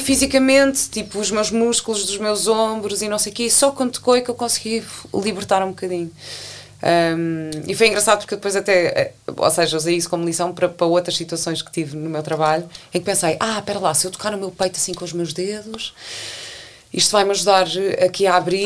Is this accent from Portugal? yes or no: yes; Portugal; moved away as an adult; also born or lived in London; eu cheguei portuguesa